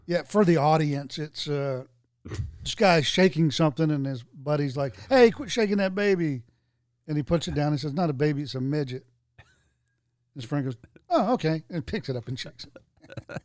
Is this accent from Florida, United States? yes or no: yes; Florida, United States; moved away; I was born in Florida, then lived there a long time